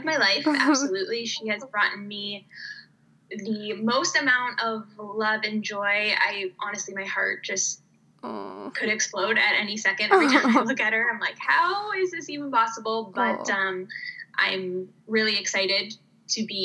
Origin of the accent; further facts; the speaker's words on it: Canada; moved away as an adult; also born or lived in United States / Riga, Latvia / Germany / Finland; now in Denmark; I grew up in Canada and I went to school in Canada